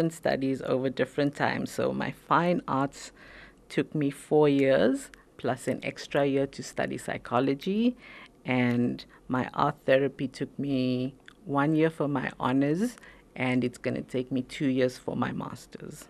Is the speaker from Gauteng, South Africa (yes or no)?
yes; Pretoria, Gauteng, South Africa; I was born here in South Africa, in Pretoria